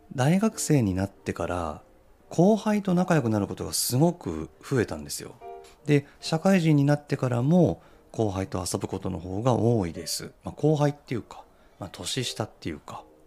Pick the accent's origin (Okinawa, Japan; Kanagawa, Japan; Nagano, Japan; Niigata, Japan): Nagano, Japan; moved away; 僕地元が長野なんでね、まあ、僕が子供の頃は長野もすごい雪降ってたんですよ